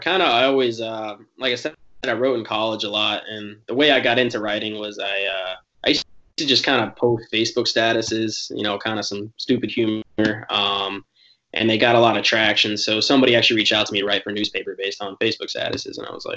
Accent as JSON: {"language": "English", "town": "Jacksonville", "region": "North Carolina", "country": "United States", "tie": "born or raised there", "also_born_or_lived": "Virginia", "said": "I'm from Jacksonville, North Carolina. I grew up a Marine kid. And so I was born near the military base there, but grew up bouncing between there and Virginia."}